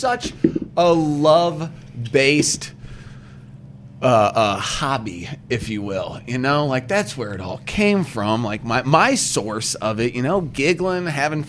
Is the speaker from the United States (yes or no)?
yes; St. Louis, Missouri, United States; I grew up on Tennessee, but not, like, it wasn't, I was sectioned off by the highway, so I kind of had my own little dead-end street